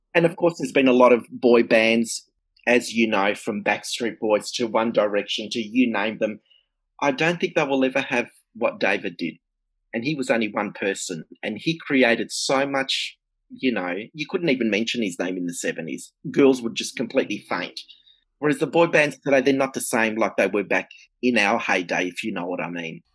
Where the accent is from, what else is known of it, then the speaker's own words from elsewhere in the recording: Melbourne, Victoria, Australia; I'm from Melbourne, Australia